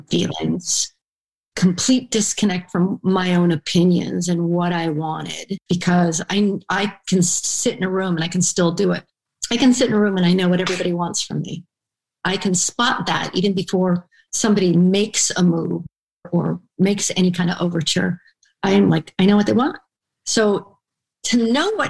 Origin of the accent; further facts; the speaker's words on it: Vernon, Connecticut, United States; moved away as an adult; also born or lived in Iran; growing up in Vernon, Connecticut